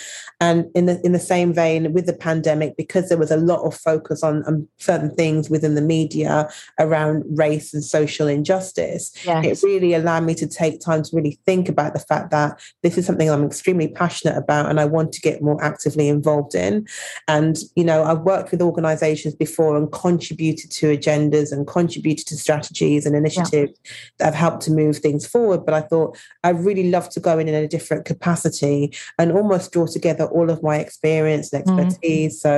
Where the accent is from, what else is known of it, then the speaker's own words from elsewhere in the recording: Birmingham, West Midlands, United Kingdom; now in London, United Kingdom; But born and raised in Birmingham to Jamaican parents. They came over to the UK in the 60s. So it's been a really interesting journey, and spent most of my adolescence in Birmingham, which was very multicultural.